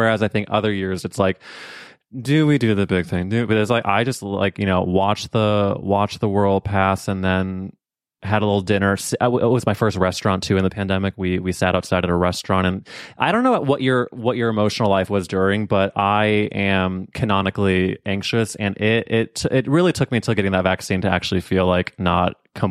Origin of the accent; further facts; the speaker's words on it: St. Louis, Missouri, United States; Yeah, like, we grew up in St. Louis together.